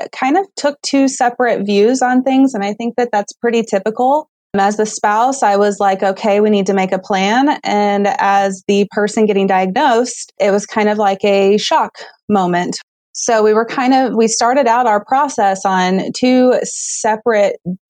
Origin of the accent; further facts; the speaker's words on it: Southwest Missouri, United States; I grew up in Southwest Missouri, and I attended high school there